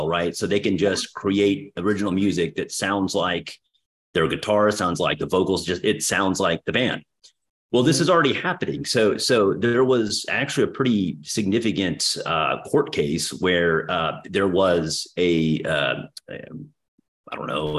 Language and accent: English; Texas, United States; accent: Texas; my horrendous Texas accent